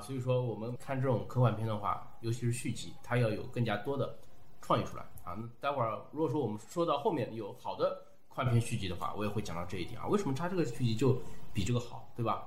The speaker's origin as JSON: {"language": "Chinese", "country": "China", "said": "我们中国人"}